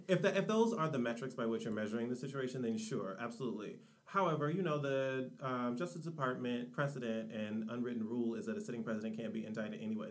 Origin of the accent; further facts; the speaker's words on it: Detroit, Michigan, United States; I am from the Rust Belt, born and raised in Detroit, Michigan